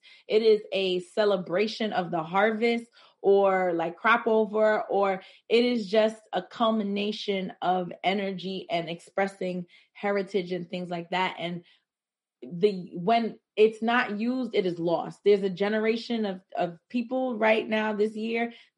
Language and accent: English; New York City, New York, United States; a majority of my life spent in Crown Heights